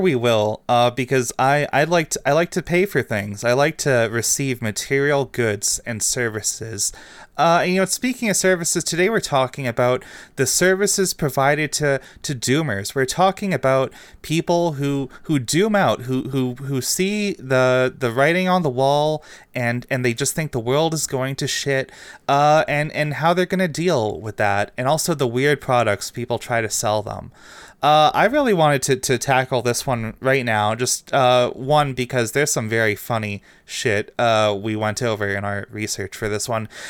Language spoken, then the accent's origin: English; Canada; as a Canadian